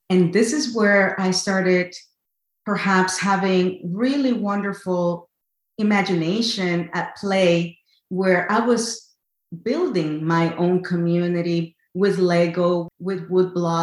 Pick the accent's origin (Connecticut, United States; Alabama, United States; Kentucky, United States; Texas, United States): Connecticut, United States; also born or lived in El Salvador; I was born in El Salvador, raised in Connecticut, USA